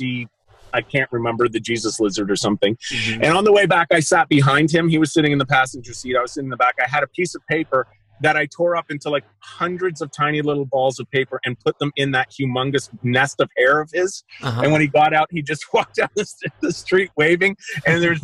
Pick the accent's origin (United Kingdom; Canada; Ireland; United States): Canada; Pickering, Ontario; I'm from Pickering